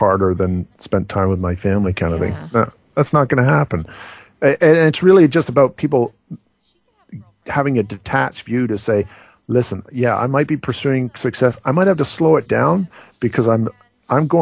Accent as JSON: {"language": "English", "country": "Canada", "said": "we're from Canada"}